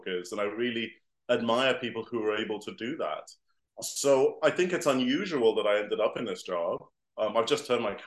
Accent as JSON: {"language": "English", "country": "Singapore", "tie": "born or raised there", "also_born_or_lived": "Ecuador", "moved": "yes", "lives_now": "London, United Kingdom", "said": "I grew up in Singapore. So, and I've lived to a bunch of different countries since then, places like Ecuador"}